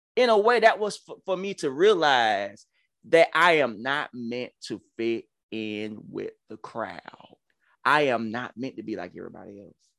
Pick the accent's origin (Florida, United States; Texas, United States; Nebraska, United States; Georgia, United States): Georgia, United States; accent: country; excuse my country accent, y'all. I'm, I'm, I'm from Georgia